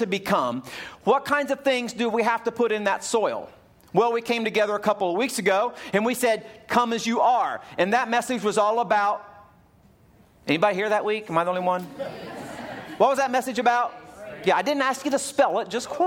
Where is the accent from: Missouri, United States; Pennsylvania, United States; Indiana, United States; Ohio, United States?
Ohio, United States; When I was a little kid, growing up in Ohio, we lived out in the hillside